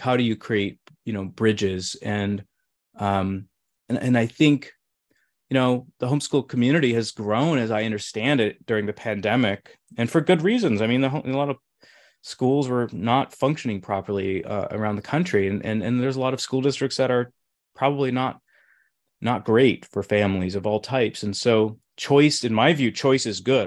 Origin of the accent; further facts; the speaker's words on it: Midwest, United States; moved away; growing up in the Midwest